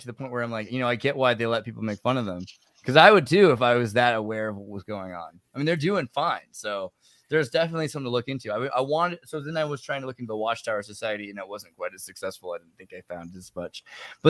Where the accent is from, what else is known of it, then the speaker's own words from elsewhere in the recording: California, United States; also born or lived in Humboldt County, California; I'm from California and I lived in Humboldt for a period of time